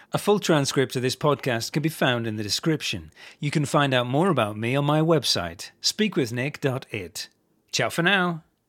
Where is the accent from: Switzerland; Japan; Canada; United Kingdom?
United Kingdom; England; moved away as an adult; now in Italy; the fact that I was English